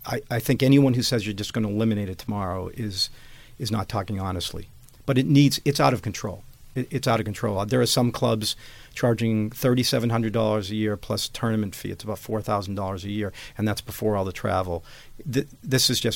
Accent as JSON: {"language": "English", "town": "Boston", "region": "Massachusetts", "country": "United States", "tie": "born or raised there"}